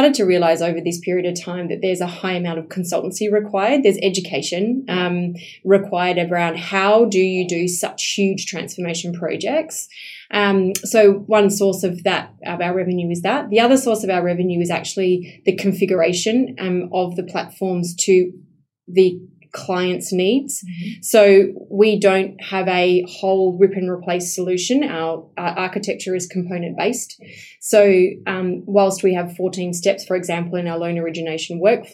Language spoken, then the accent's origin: English; Esperance, Western Australia, Australia; I'm a country girl. Right. So, I was born in Esperance, which is 8 hours south.